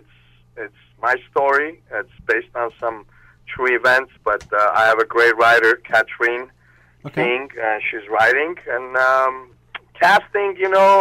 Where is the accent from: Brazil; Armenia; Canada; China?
Armenia; English is a second language; also born or lived in Russia / Moscow; now in United States; I was born in Armenia. I lived there, and then I moved to Russia. And after Russia, I came to U.S.